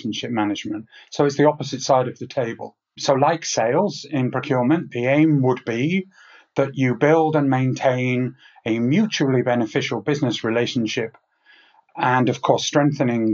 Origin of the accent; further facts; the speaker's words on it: England, United Kingdom; now in Switzerland; I'm English by birth